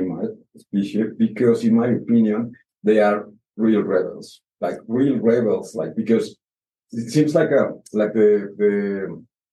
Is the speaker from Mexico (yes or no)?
yes; Mexico City, Mexico; English is a second language; moved away as an adult; also born or lived in Oaxaca; now in Rarotonga, Cook Islands; I was born in Mexico City capital